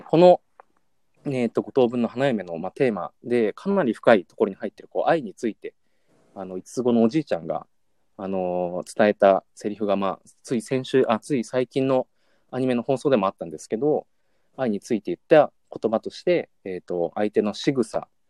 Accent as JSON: {"language": "Japanese", "region": "Yamanashi", "country": "Japan", "tie": "born or raised there", "said": "僕も山梨県出身なんですけども"}